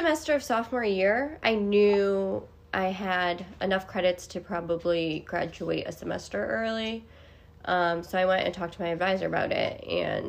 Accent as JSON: {"language": "English", "town": "Auburn", "region": "Massachusetts", "country": "United States", "tie": "born or raised there", "said": "My hometown is Auburn, Massachusetts"}